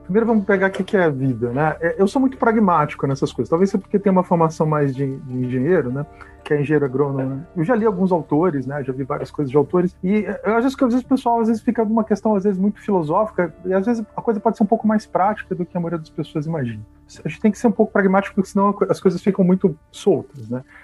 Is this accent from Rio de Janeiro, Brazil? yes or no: yes; Teresópolis, Rio de Janeiro, Brazil; Eu nasci em Teresópolis, no estado do Rio